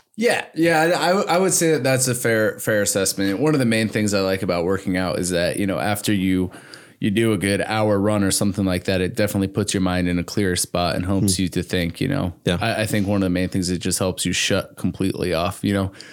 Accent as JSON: {"language": "English", "town": "Hamilton", "region": "Michigan", "country": "United States", "tie": "born or raised there", "also_born_or_lived": "New Jersey", "said": "I did go to high school and middle school in Hamilton."}